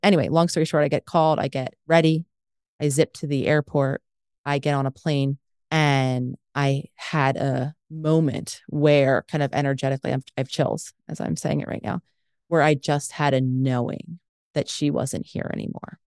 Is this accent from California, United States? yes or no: no; Philadelphia, Pennsylvania, United States; moved away; hometown in Philadelphia